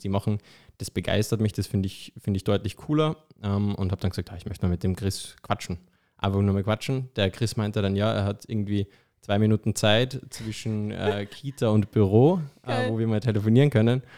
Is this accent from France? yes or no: no; Austria; moved away; Man hört es vielleicht, ich bin ja ursprünglich aus Österreich